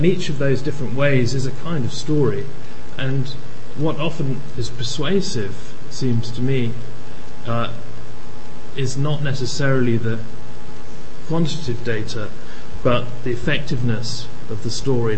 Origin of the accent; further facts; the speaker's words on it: Malawi; also born or lived in Tanzania / Uganda; My background was growing up in Malawi and Tanzania, Uganda, various other places in Africa.